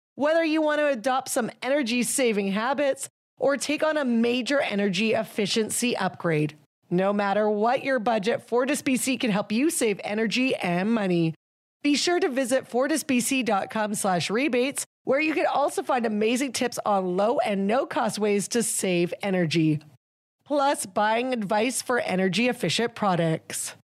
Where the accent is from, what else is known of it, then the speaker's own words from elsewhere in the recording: New Westminster, British Columbia, Canada; I grew up in Queen's Park in New Westminster